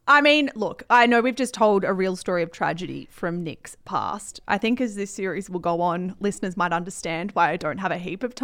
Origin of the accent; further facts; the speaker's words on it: Colombia; I created Gloria as a mixture of my mum and my aunt and the women that I grew up with in Colombia.